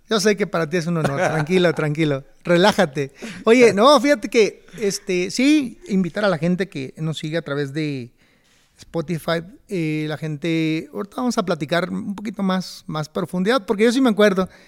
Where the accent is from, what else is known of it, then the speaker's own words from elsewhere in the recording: Tijuana, Baja California, Mexico; Yo soy de Tijuana